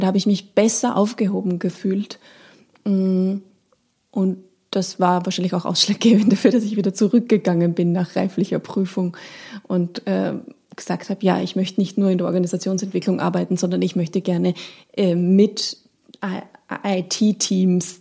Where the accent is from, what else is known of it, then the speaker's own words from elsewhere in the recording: Austria; moved away as an adult; now in Hamburg, Germany; ich komme aus Österreich